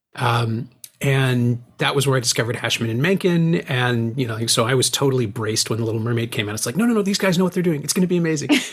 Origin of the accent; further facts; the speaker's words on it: Toronto, Ontario, Canada; somebody who's born and raised in Toronto